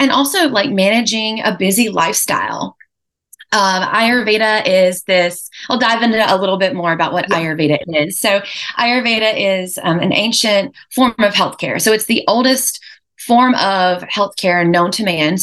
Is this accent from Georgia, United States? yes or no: no; Lexington, North Carolina, United States; I'm local from North Carolina. I was born and raised in Lexington, North Carolina.